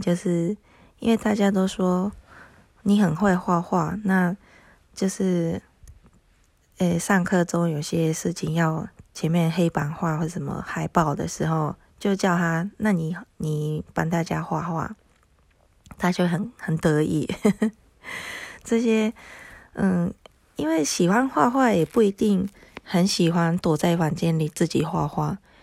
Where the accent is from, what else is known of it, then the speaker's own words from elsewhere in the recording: Japan; first language Japanese; Chinese is a second language; now in Taiwan; 因为我是日本人